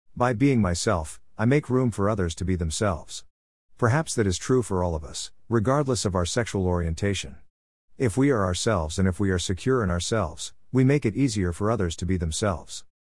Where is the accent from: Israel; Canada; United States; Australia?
United States; Levittown, Pennsylvania; also born or lived in Germantown/Mount Airy, Philadelphia, Pennsylvania; I grew up in Levittown, a working class suburb of Philadelphia